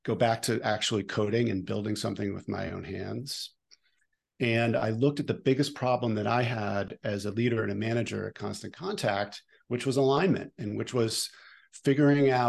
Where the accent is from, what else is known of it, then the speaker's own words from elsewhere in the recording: Boston, Massachusetts, United States; moved away as an adult; also born or lived in New York; I'm from Boston. I'm from the Boston suburbs.